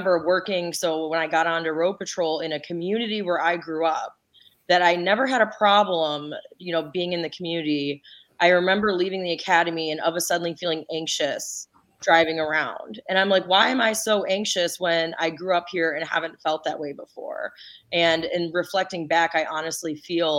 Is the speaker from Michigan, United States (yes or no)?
yes; Ypsilanti, Michigan, United States; I grew up in Ipsy and I was a police officer in the community where I grew up